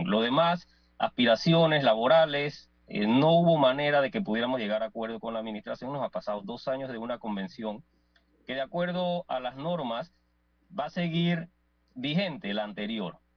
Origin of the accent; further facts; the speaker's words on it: Panama; pacíficamente, como todo panameño, hacer sentir y hacer conocer a la comunidad entera